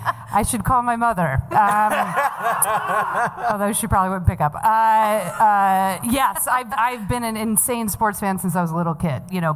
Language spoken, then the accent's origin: English; New York, United States; Well, born and raised in New York.